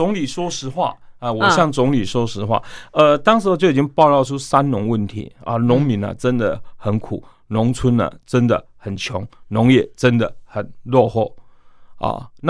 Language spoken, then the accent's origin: Chinese; Yunlin County, Taiwan; born there; 那可能我自己本身出进呃出生于台湾的云林农村的乡下嘛，